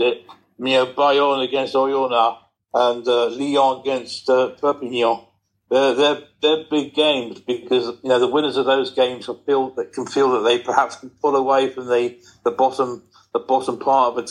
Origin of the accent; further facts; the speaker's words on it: Cornwall, South West England, United Kingdom; I'm Cornish.